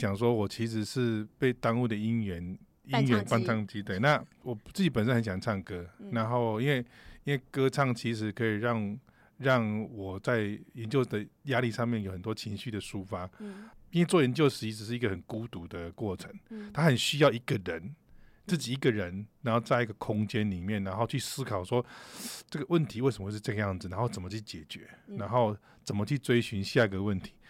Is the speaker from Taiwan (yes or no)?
yes; Taichung, Taiwan; 从小 在 台中